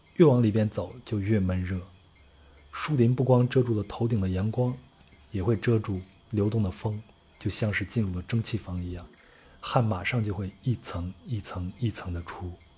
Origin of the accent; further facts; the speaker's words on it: China; 我是从中国来的